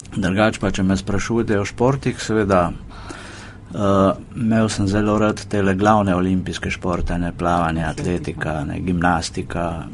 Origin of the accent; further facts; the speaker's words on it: Primorska, Vipava Valley, Slovenian Littoral, Slovenia; moved away as an adult; now in Ljubljana, Slovenia; jaz drugač prihajam z Primorske, z Vipavske doline